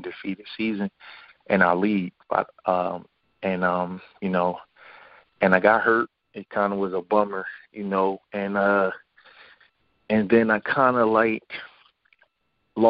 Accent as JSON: {"language": "English", "town": "Philadelphia", "region": "Pennsylvania", "country": "United States", "tie": "born or raised there", "said": "I was born and raised in Philadelphia. I was born in West Philly."}